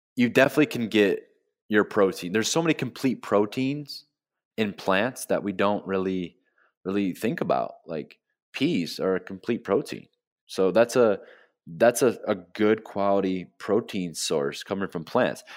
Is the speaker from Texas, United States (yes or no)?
no; Flint, Michigan, United States; moved away as an adult; now in South Florida, United States; I'm from Flint, Michigan. I grew up in the Midwest